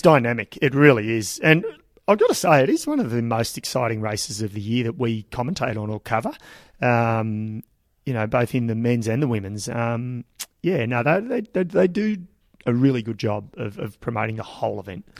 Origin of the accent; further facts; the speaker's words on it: Ballarat, Victoria, Australia; it is my hometown